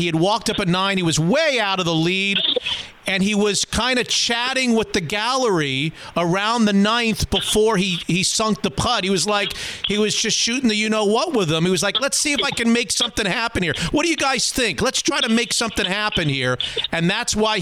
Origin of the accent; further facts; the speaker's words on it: North Palm Beach, Florida, United States; also born or lived in Syracuse, New York; I grew up in North Palm Beach, Florida